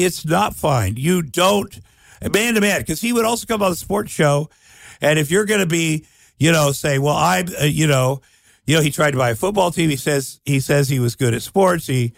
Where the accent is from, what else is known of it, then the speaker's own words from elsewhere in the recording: Iowa, United States; I grew up in Iowa